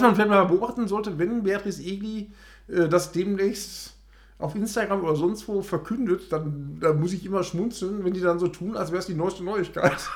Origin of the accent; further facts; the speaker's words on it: Ruhr area, North Rhine-Westphalia, Germany; bei uns im Ruhrgebiet. Nämlich in Oberhausen